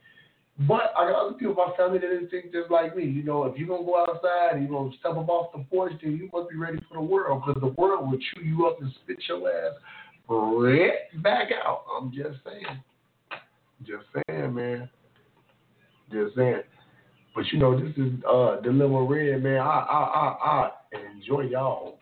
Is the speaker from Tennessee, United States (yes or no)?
yes; Memphis, Tennessee, United States; I'm from Memphis, Tennessee.